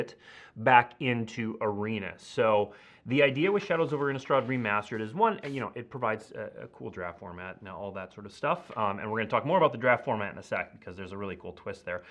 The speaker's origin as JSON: {"language": "English", "region": "Minnesota", "country": "United States", "tie": "born or raised there", "moved": "yes", "said": "my home state of Minnesota"}